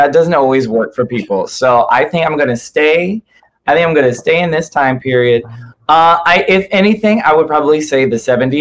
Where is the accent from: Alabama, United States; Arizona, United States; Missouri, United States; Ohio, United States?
Missouri, United States; Rock Hill; my place called Rock Hill, which is where I grew up.